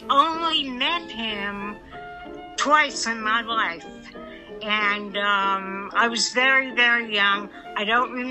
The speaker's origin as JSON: {"language": "English", "town": "Mineola", "region": "New York", "country": "United States", "tie": "born or raised there", "moved": "as an adult", "lives_now": "North Carolina, United States", "said": "I was born in Mineola on Long Island, New York. I grew up there and lived there until I was 39 years old. Then I moved to North Carolina"}